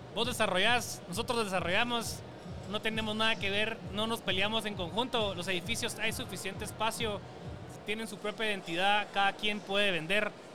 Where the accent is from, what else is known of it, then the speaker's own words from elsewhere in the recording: Guatemala; nos da como chapina